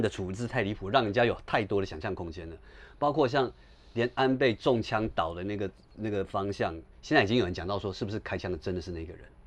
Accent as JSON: {"language": "Chinese", "country": "Taiwan", "also_born_or_lived": "Japan", "said": "我是本省人"}